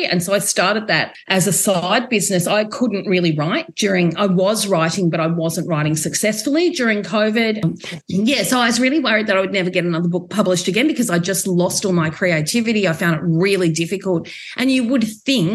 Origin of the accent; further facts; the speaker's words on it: Geelong, Victoria, Australia; I'm from Victoria and from the Geelong region